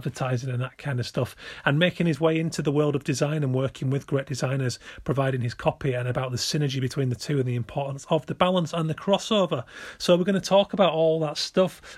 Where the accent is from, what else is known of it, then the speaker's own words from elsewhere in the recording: between Bradford and Leeds, Yorkshire and the Humber, United Kingdom; moved away; I'm West Yorkshire originally. Chiefly between Bradford and Leeds